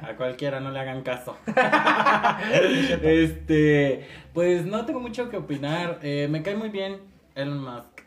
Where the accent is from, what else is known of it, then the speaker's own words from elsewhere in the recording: Mexico; así somos los mexicanos